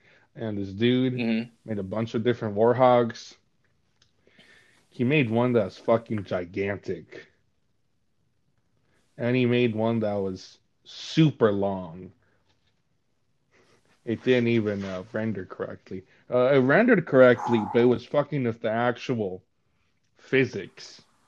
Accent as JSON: {"language": "English", "country": "United Kingdom", "said": "I'm fucking British."}